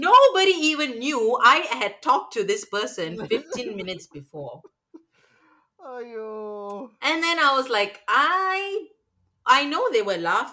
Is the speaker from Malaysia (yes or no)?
yes; Malaysia; now in Singapore; I'm from Malaysia.